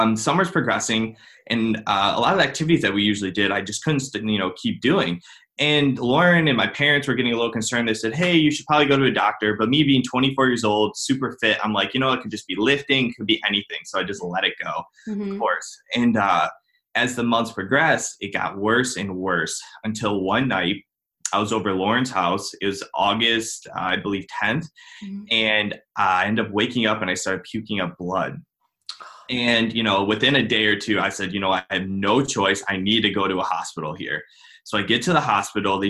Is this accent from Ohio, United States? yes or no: yes; Cleveland, Ohio, United States; I'm from Cleveland, Ohio